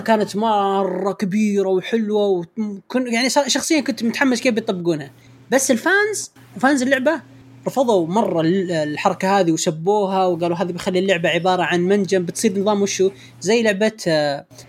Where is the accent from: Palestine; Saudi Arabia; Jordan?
Saudi Arabia; Riyadh, Riyadh Province; عندنا في الرياض